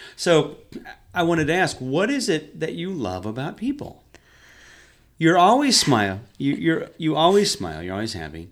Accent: Hawk Point, Missouri, United States; I'm from here locally. I'm from a town called Hawk Point. But I, I've been in Sari my whole life.

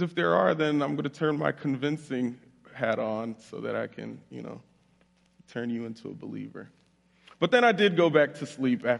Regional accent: Florida, United States; moved away as an adult; also born or lived in Bridgeport, Connecticut; now in Jackson, United States; I was raised down in Florida, so if you hear an accent while I'm speaking, that's why

